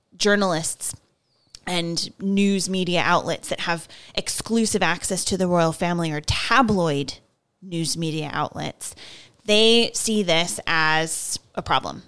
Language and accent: English; United States; I, I'm American